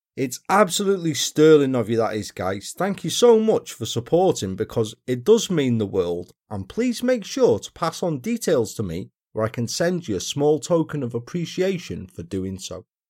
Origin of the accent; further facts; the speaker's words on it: Wales, United Kingdom; my home country, down to South Wales